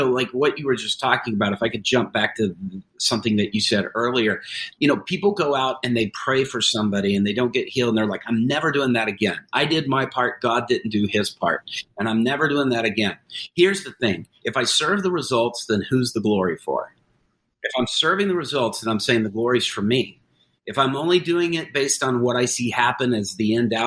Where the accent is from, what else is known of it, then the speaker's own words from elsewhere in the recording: United States; me being there as an American